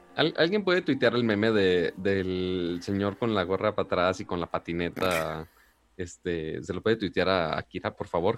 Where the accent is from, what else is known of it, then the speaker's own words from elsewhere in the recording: Monterrey, Nuevo León, Mexico; yo soy de Monterrey